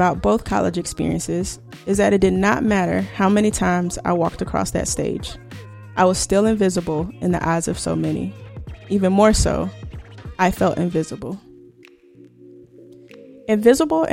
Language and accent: English; the South, United States; I grew up in the South